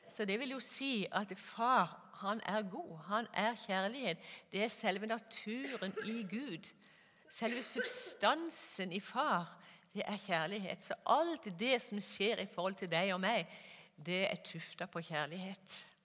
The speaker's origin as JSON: {"language": "Norwegian", "town": "Kristiansand", "region": "Agder", "country": "Norway", "tie": "born or raised there", "also_born_or_lived": "Gjøvik / Molde", "moved": "as an adult", "said": "Jeg er født og oppvokst i Kristiansand på Sørlandet"}